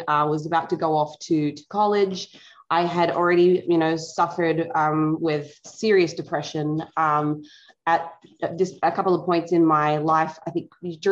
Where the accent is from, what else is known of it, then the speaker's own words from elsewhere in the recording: Tasmania, Australia; moved away as an adult; now in United States; I grew up in Australia, specifically Tassie